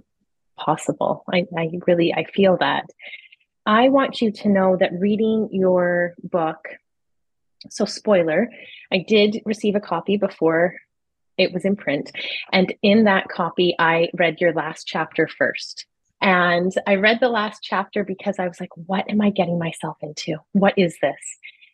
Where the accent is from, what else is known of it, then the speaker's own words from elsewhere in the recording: Toronto, Ontario, Canada; I'm from Toronto